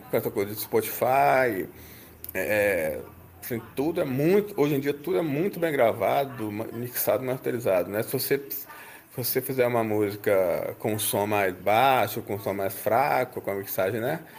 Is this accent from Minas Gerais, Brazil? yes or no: yes; Belo Horizonte, Minas Gerais, Brazil; now in Divinópolis, Brazil; eu vim de Belo Horizonte para Divinópolis, aqui no interior, que fica 130 quilômetros de BH.